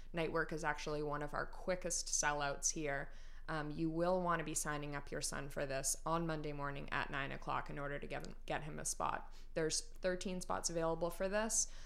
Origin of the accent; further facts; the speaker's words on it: North Andover, Massachusetts, United States; I grew up in North Andover